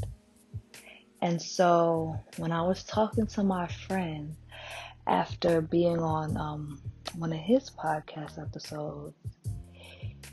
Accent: New York City, New York, United States; I'm born and raised in Brooklyn.

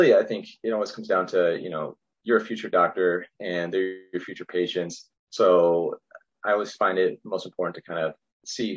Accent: Roswell, New Mexico, United States; moved away as an adult; also born or lived in Glendale, Arizona / Chicago; now in San Diego, United States; I'm from New Mexico originally, from Roswell

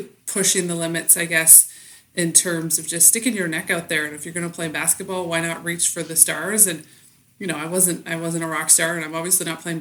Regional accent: Bath, New Brunswick, Canada; moved away as an adult; also born or lived in Saskatchewan; I grew up in a little village called Bath, where potato picking was sort of the main industry

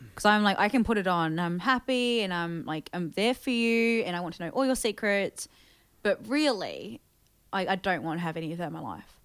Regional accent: New Zealand; also born or lived in Thailand; growing up in New Zealand

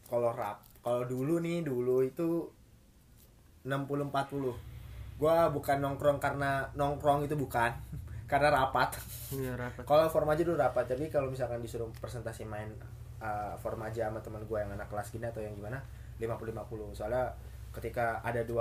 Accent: Tangerang, Banten, Indonesia; gue dari Tangerang

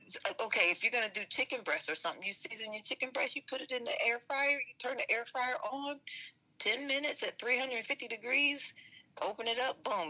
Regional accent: rural Kentucky, United States; I was born and raised in Kentucky.

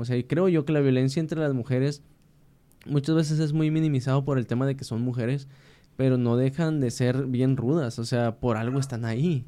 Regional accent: Mexico; como decimos los mexicanos.

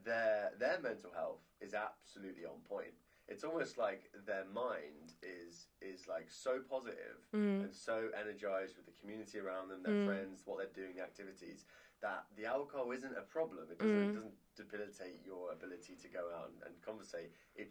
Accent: Guernsey; the island that I'm from is called Alderney. And Alderney is a little island. It's 3 by 2 miles long in the English Channel. There's about 1,200, 1,500 people that live there. And they call it 2,000 alcoholics clinging to a rock.

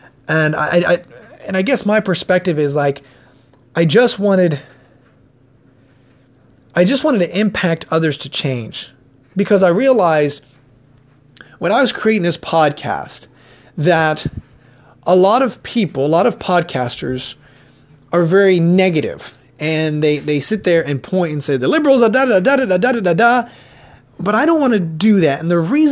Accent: Mansfield, Ohio, United States; I was born and raised in Mansfield, Ohio

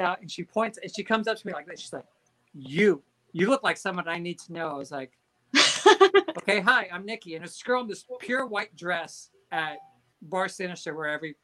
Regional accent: Southern California, United States; growing up in Southern California

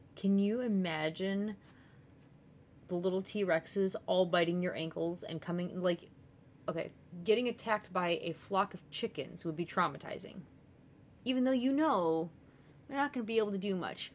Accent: United States; being an American

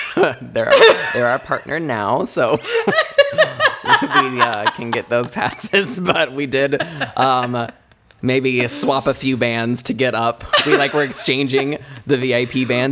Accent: Indiana, United States; moved away as an adult; now in Los Angeles, United States; we're from Indiana

